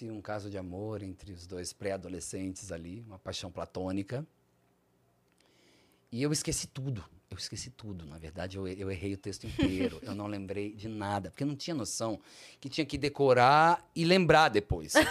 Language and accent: Portuguese; Barbacena, Minas Gerais, Brazil; also born or lived in Rio de Janeiro, Brazil; Quando eu era criança, pequena, em Barbacena.